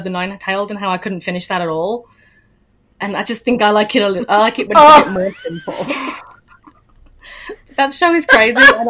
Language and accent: English; Birmingham, West Midlands, United Kingdom; I'm from the Midlands, Birmingham area of the UK.